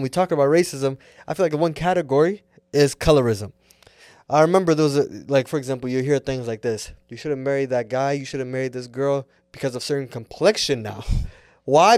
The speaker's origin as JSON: {"language": "English", "country": "United States", "said": "I'm an American and Somali"}